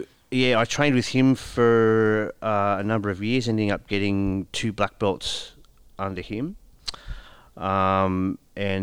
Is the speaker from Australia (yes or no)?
yes; Sydney, New South Wales, Australia; I grew up in Sydney. I went to Homebush Boys High School